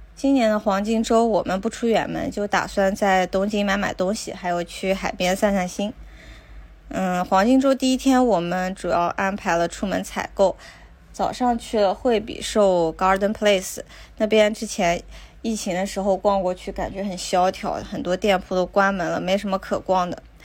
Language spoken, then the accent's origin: Chinese; China; now in Tokyo, Japan; 我们中国人